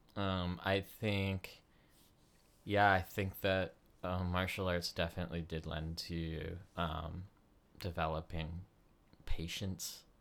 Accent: Canada; also born or lived in United States; growing up as, like, uh, in Canada as an American

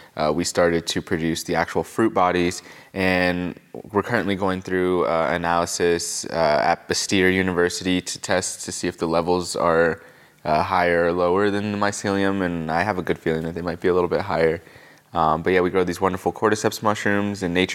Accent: Pennsylvania, United States; now in Asheville, United States; Pennsylvania is where I really lived for most of my time, and so I would really say I'm from Pennsylvania. And I moved down here from Harrisburg, Pennsylvania.

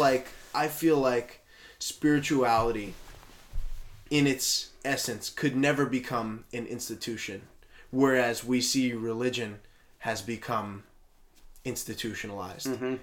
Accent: West Hazleton, Pennsylvania, United States; I went to uh, an elementary school in West Hazleton, a Polish Catholic elementary school

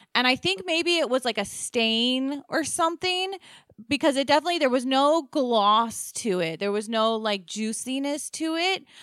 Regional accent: Maryland, United States; we are from Maryland

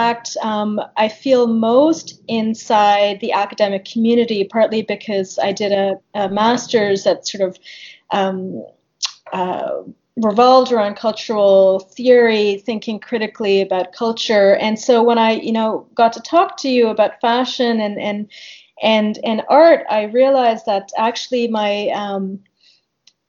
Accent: Canada; I'm speaking not even as an Indian located in India, but as a Canadian, as a diasporic member of the South Asian Indian community

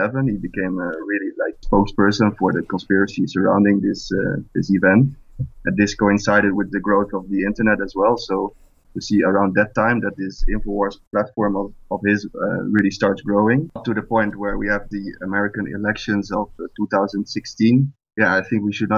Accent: Netherlands; I'm from the Netherlands

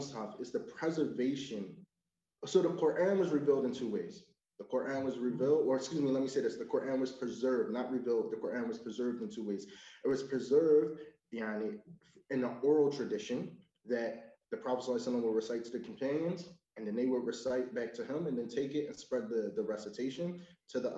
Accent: United States; as an American

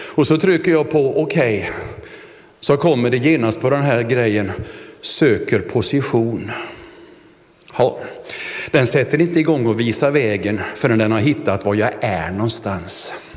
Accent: Vetlanda, Jönköping County, Sweden; skolföreningen hemma i Vetlanda

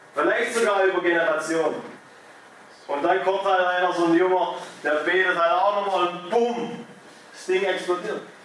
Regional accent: Germany; ich als Deutscher

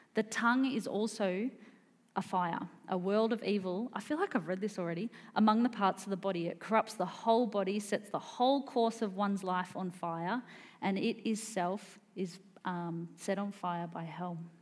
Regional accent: Wesburn, Victoria, Australia; moved away as an adult; now in Queensland, Australia; this is sort of where I grew up in the Yarra Ranges.

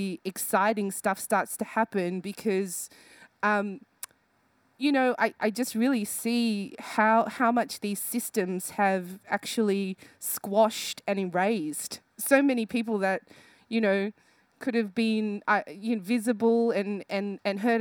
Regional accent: Sydney, New South Wales, Australia; born or raised there

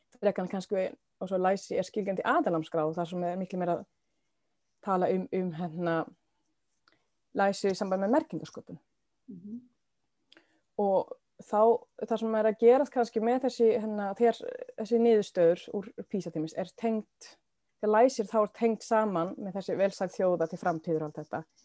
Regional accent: Sweden; Icelandic is a second language; moved away as an adult; now in Iceland; Og ég var þá frekar nýflitt til Íslands, ég er frá Svíþjóð

